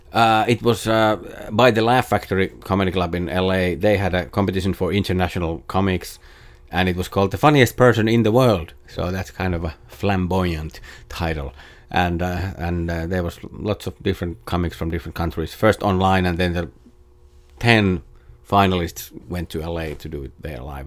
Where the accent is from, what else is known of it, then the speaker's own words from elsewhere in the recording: Jyväskylä, Central Finland, Finland; first language Finnish; English is a second language; moved away as an adult; now in Los Angeles, United States; in Jyväskylä in Finland, in my hometown